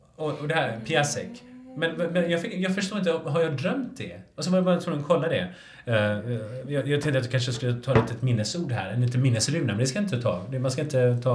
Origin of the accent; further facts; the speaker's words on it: Gothenburg, Västra Götaland, Sweden; jag är från Göteborg